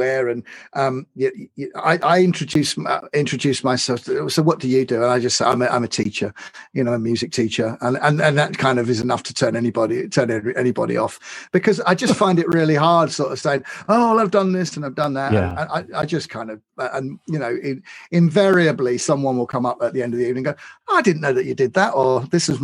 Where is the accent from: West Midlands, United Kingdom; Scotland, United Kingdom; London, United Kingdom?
London, United Kingdom; I'm a Londoner. I love London